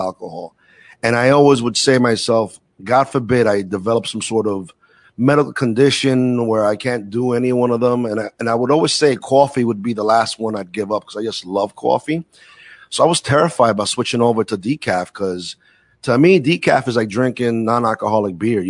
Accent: New York City, New York, United States; moved away as an adult; I'm a city kid, born and raised in Brooklyn

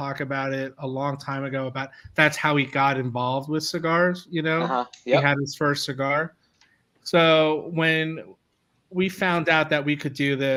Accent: New Jersey, United States; In my home state, which is sunny New Jersey.

